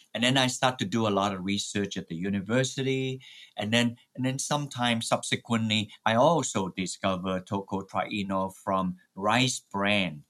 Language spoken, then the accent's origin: English; Malaysia; moved away; My native home is in Malaysia